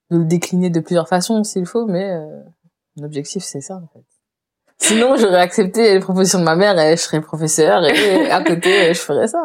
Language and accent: French; Réunion, France; j'ai grandi à la Réunion et que je suis réunionnaise